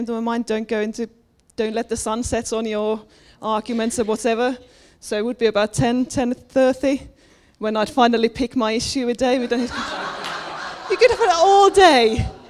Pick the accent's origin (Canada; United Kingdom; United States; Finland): Finland; moved away; I was brought up Pentecostal in Finland.